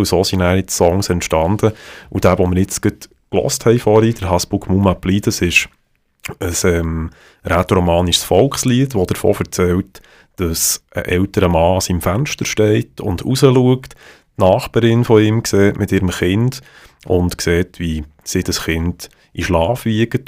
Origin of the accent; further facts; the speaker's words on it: Bern, Switzerland; accent: Bernese German; first language Bernese German; Es ist für mich als Berner viel, viel einfacher, wenn ich etwas mir überlege, das in meinem Kopf, noch, wenn ich es leislich mache, auf Berndeutsch mir zu überlegen